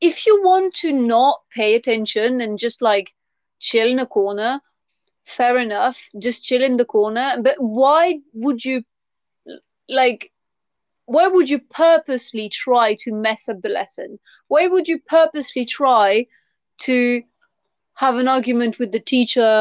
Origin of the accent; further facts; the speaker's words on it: France; English is a second language; moved away; when I was at school, I would not understand why, as a student, I would have to call the teacher Miss or Mister, and then family name, and I had to say vous